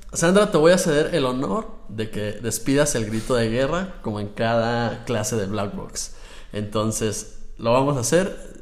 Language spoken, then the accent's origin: Spanish; Mexico; nosotros acá como mexicanos